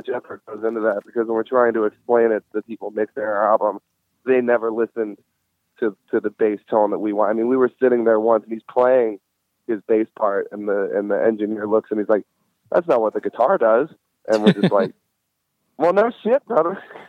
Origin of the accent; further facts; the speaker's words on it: New Orleans, Louisiana, United States; And my brother is his fucking banker, so it's a small world. He lives in the town that I grew up in.